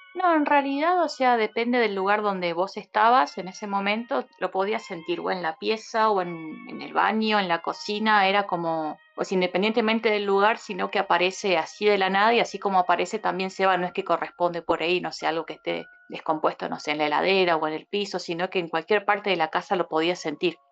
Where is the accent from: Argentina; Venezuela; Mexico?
Argentina; Buenos Aires; moved away as an adult; now in Córdoba, Argentina; vivo en Córdoba Capital hace 9 eh, soy de Buenos Aires